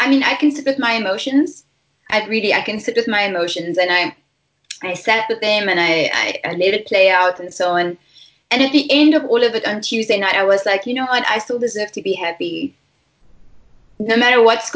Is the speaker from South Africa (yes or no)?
yes; Stellenbosch, Western Cape, South Africa; I'm from Stellenbosch, and I'm born and bred